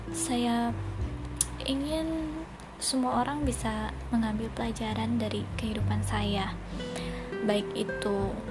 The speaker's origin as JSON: {"language": "Indonesian", "town": "Bandung", "region": "West Java", "country": "Indonesia", "said": "saya asli Bandung Dan sekarang sedang menekuni pekerjaan di salah satu lembaga di Jakarta sebagai staf keuangan"}